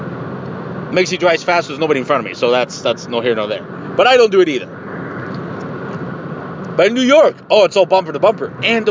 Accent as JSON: {"language": "English", "country": "Mexico", "said": "I'm from Mexico."}